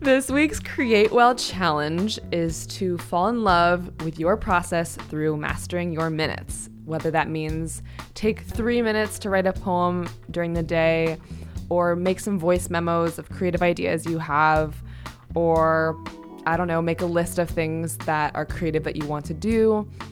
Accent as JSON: {"language": "English", "region": "New York", "country": "United States", "said": "as a New Yorker"}